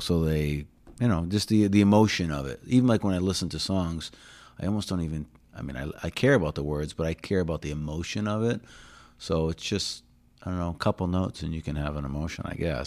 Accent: New Hampshire, United States; moved away as an adult; also born or lived in Hull, Massachusetts / Oregon; now in South Shore, Massachusetts, United States; I was born in New Hampshire, and then about fifteen years ago, yeah, maybe a little more. I moved down here

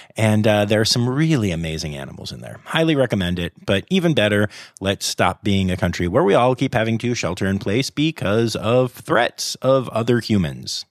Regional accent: United States

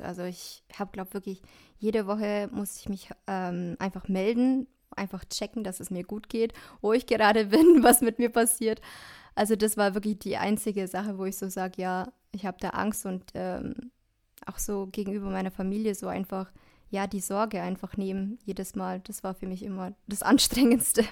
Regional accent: Dillingen, Germany; Ich komme aus Dillingen, aus dem schönen Dillingen

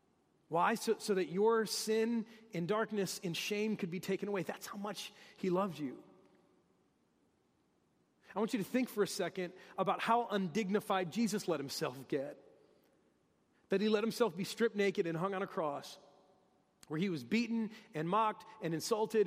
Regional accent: Detroit, Michigan, United States; I'm from Detroit, and that's what we talk about in Detroit, the big three

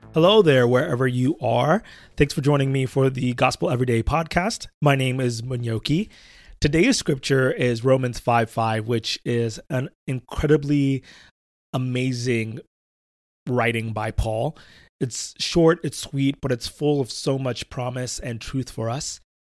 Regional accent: Pittsburgh, Pennsylvania, United States; now in Southern California, United States; growing up in Pittsburgh, I was very familiar with flooding because it rained so often

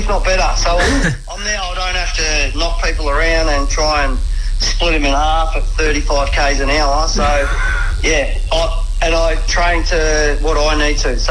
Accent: Shepparton, Victoria, Australia; I grew up in Shepparton

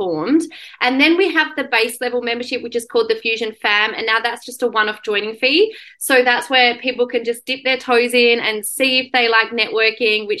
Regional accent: Perth, Western Australia, Australia; also born or lived in London; I had moved back from London and Perth was my hometown

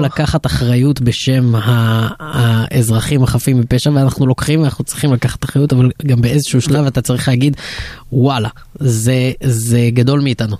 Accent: Israel

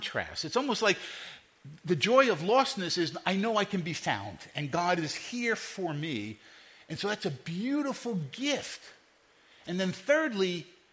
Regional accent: New York City, New York, United States; I grew up in Brooklyn and Queens

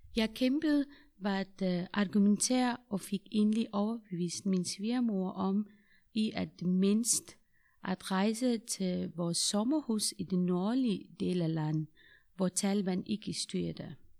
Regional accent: Afghanistan; Danish is a second language; moved away as an adult; now in Denmark; Jeg er fra Afghanistan.

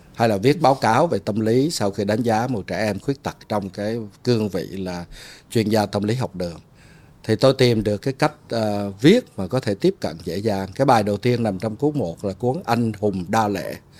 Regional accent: Ho Chi Minh City, Vietnam; moved away as an adult; also born or lived in Hue, Vietnam / United States / Hanoi, Vietnam; tôi sinh ở huế lớn lên ở sài gòn 28 năm đi qua Mỹ ở 28 năm

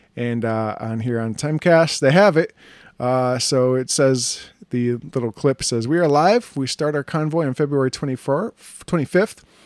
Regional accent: United States; this beautiful country of ours

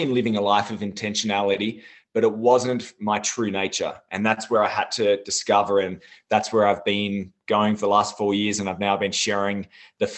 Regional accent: Tasmania, Australia; also born or lived in Sydney; I actually grew up in Tasmania, Australia. I was born in Sydney, but then soon moved to Tasmania. I was brought up on a farm

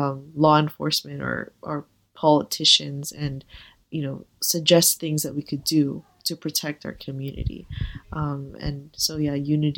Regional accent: Philippines; because I was always surrounded by this huge community of Filipino people from my homeland, from my hometown.

